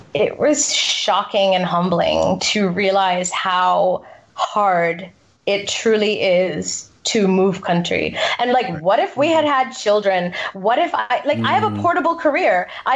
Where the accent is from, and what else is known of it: United States; born or raised there; first language English; moved away as an adult; now in England, United Kingdom